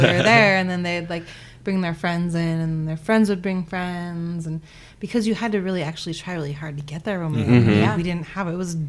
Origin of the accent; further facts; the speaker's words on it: Montana, United States; moved away as an adult; now in Spokane, United States; I'm from Montana. I'm a meat and potatoes kind of girl.